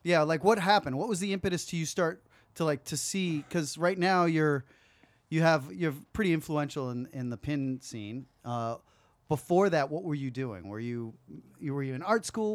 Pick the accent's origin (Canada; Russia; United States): United States; West Coast; we're from the West Coast